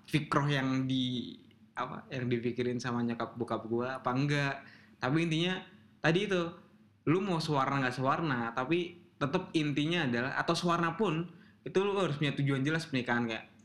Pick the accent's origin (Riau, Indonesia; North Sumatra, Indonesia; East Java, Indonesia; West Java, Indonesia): East Java, Indonesia; Jawa Timur gua.